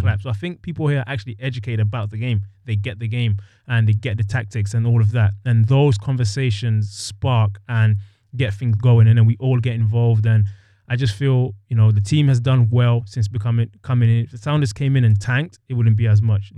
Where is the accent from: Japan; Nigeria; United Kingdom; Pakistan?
United Kingdom; London; moved away as an adult; also born or lived in Ohio; now in Seattle, United States; I grew up in London, playing over there